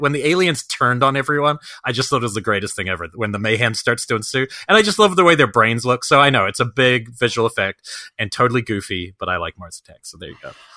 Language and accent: English; Wellington, New Zealand; born or raised there